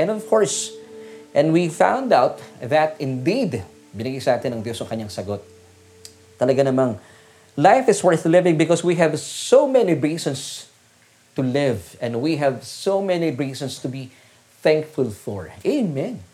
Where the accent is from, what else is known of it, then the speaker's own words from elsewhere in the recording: Las Piñas, Metro Manila, Philippines; kami po ay taga Las Piñas at nananatili po kami taga Las Piñas